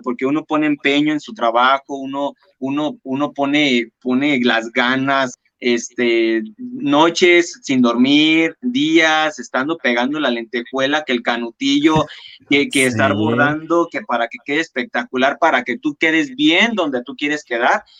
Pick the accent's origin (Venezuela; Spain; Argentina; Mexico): Mexico; La Piedad, Michoacán; soy diseñador michoacano y orgullosamente piedadense